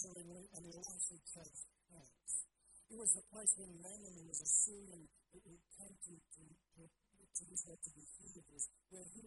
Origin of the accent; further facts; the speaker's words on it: South Africa; moved away; I grew up in South Africa